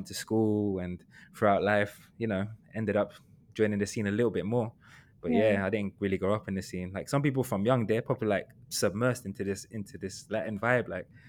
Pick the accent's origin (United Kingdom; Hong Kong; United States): United Kingdom; London; I was raised in London